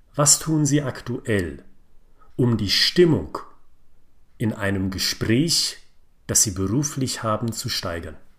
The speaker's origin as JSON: {"language": "German", "town": "Frankfurt am Main", "region": "Hesse", "country": "Germany", "said": "ich bin ein Frankfurter Bub"}